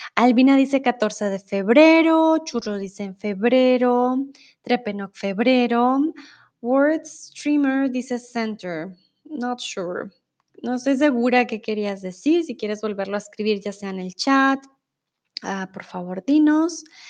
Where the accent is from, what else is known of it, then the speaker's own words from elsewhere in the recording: Bogotá, Colombia; Yo vengo de Colombia, soy de Bogotá